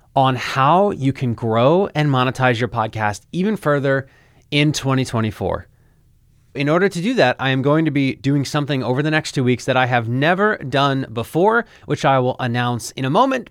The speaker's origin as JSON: {"language": "English", "town": "Philadelphia", "region": "Pennsylvania", "country": "United States", "tie": "born or raised there", "moved": "as an adult", "lives_now": "Florida, United States", "said": "I literally moved a thousand miles away from my hometown in Philadelphia. I moved to Florida"}